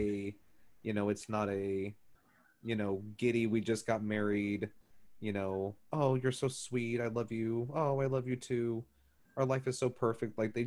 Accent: Neosho, Missouri, United States; I grew up in Neosho

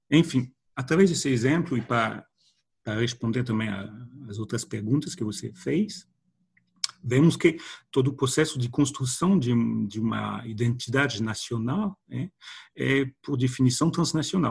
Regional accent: France; Portuguese is a second language; moved away; sendo francês

